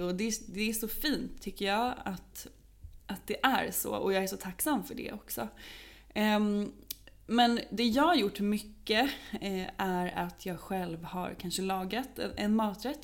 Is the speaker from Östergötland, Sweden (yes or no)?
yes; Norrköping, Östergötland, Sweden; now in Stockholm, Sweden; där jag bodde, jag kommer från Norrköping